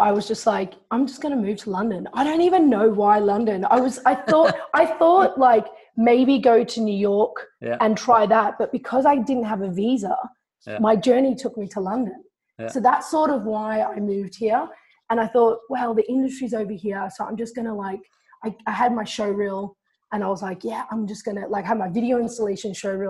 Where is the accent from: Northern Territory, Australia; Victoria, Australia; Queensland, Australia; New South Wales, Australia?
Victoria, Australia; Melbourne; I was coming from Australia, from Melbourne.